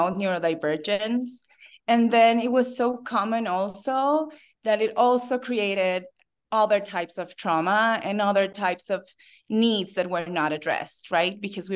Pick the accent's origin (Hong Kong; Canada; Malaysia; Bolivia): Bolivia; English is a second language; I have to say I was very fortunate because when I was in fourth grade, I was invited to attend this school